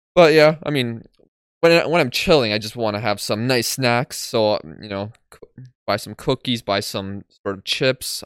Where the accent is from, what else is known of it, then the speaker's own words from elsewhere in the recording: Poland; I'm from Poland